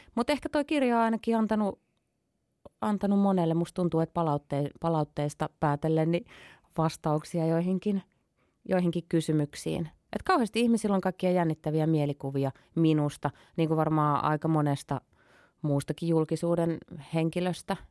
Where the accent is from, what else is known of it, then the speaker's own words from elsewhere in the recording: Imatra, South Karelia, Finland; also born or lived in northern Finland; mä kasvoin tosiaan Imatralla niin kun, no mun juuret on pohjois mutta sitten muutin yhdeksänvuotiaan Imatralle